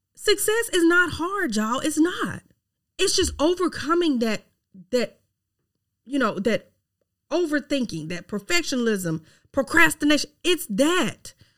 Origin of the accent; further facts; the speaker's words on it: Mississippi, United States; accent: Southern twang; I am from Mississippi, okay? Yes, I have a Southern twang.